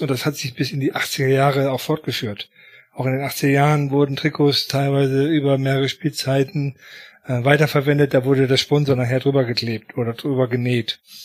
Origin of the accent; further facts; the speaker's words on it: Paderborn, North Rhine-Westphalia, Germany; also ich bin in Paderborn groß geworden